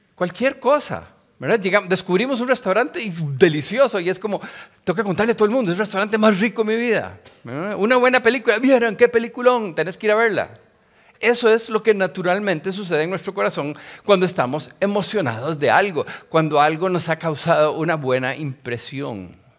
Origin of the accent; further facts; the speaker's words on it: Costa Rica; soy tico tico, pero mi papá era judío y mi mamá católica